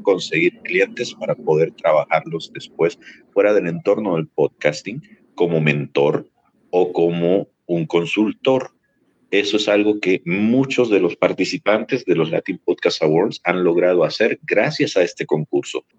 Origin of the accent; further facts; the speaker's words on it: El Salvador; also born or lived in US southern border near Ciudad Juárez; now in United States; yo soy un salvadoreño que está viviendo en la frontera sur de los Estados Unidos junto con la ciudad de Juárez, en Chihuahua, México